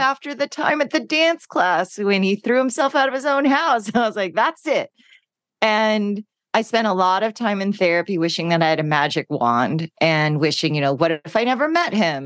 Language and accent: English; Los Angeles, California, United States; growing up in California and Los Angeles